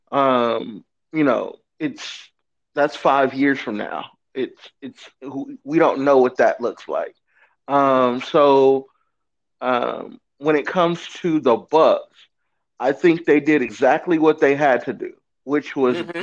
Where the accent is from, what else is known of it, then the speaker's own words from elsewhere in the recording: Inglewood, California, United States; I'm from Inglewood, California. Lifelong Lakers fan. Uh, born around the corner from the for- fabulous Forum